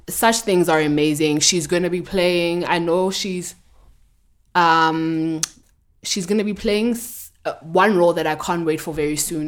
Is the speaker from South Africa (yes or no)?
yes; South Africa